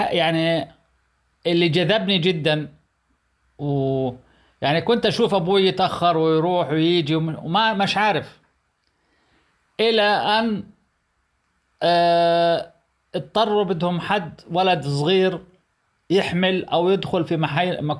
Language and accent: Arabic; Palestine; انا فلسطيني ابن فلسطين اكثر من هيك يعني آه، نظرت دمي وجهدي وشبابي الى فلسطين